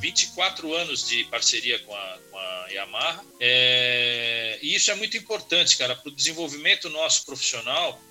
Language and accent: Portuguese; Brazil; sou brasileiro